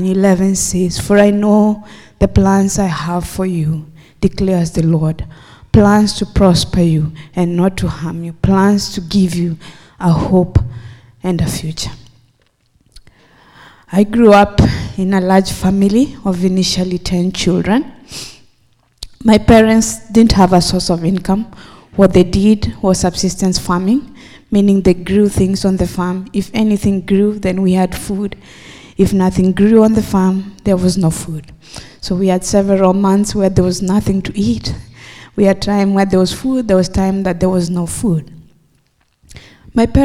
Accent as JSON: {"language": "English", "country": "Kenya", "tie": "born or raised there", "moved": "yes", "said": "I am originally from Kenya"}